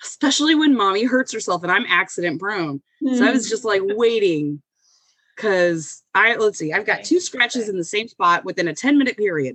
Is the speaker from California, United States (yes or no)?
no; Ferguson, Missouri, United States; I am from St. Louis, Missouri, where I live right now. Born and raised out here, actually, Ferguson.